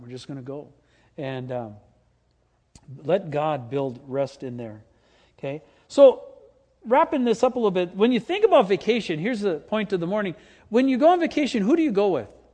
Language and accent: English; Green Bay, Wisconsin, United States; moved away; I grew up in Green Bay